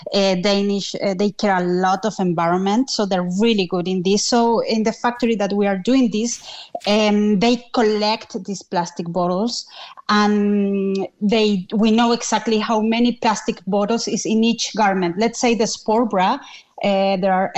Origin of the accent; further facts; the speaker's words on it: Chile; moved away as an adult; now in Cork, Ireland; I'm originally from Chile